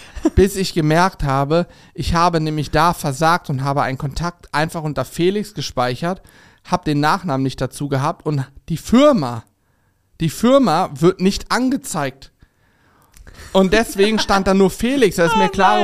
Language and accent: German; Steinwedel, Lower Saxony, Germany; bei uns in äh, Steinwedel, wo ich aufgewachsen bin, so ein kleines Kuhkaff